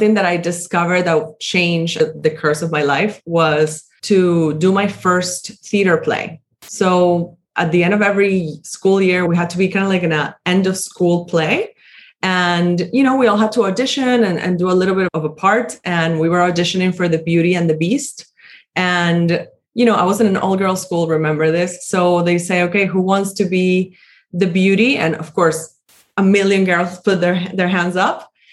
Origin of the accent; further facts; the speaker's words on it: Caracas, Capital District, Venezuela; I grew up in Caracas, which is the capital of Venezuela